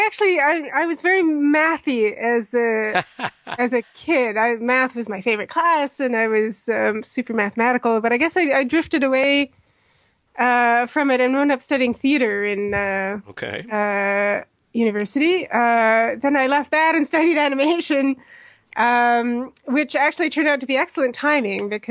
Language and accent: English; Mexico City, Mexico; also born or lived in Edmonton, Alberta, Canada; now in London, United Kingdom; I actually grew up in Mexico City